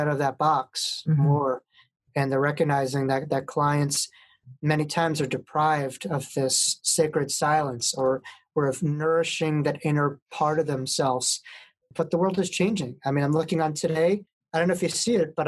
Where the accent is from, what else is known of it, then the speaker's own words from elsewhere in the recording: New York, United States; I'm from New York.